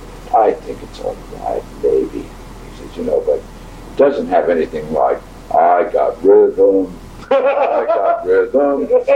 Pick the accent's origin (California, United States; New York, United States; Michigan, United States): New York, United States; I'm from New York.